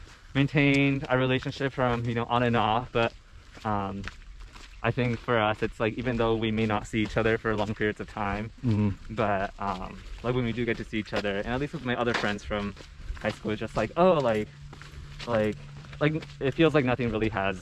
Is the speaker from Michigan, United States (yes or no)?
no; Santa Cruz, California, United States; growing up in Santa Cruz